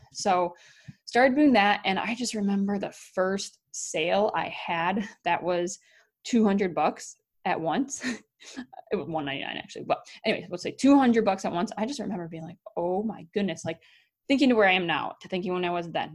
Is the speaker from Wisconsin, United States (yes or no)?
yes; Wisconsin, United States; moved away; also born or lived in North Dakota; Wisconsin, my home state